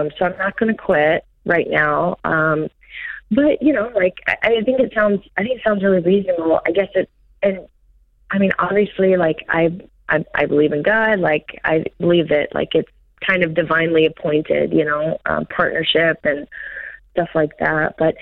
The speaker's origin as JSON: {"language": "English", "region": "Arkansas", "country": "United States", "said": "I'm from Arkansas"}